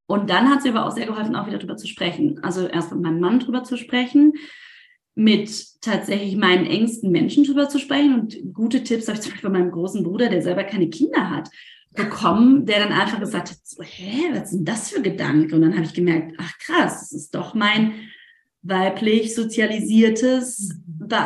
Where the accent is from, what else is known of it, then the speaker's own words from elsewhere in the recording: Rhineland, Germany; das war gerade rheinländisch, rausgenommen, ich komme ursprünglich aus dem Rheinland